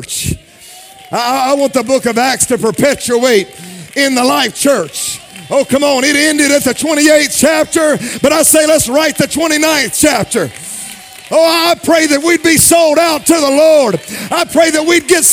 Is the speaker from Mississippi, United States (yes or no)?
yes; Jackson, Mississippi, United States; now in Dallas, United States; When I was young, when I was a kid growing up in Jackson, Mississippi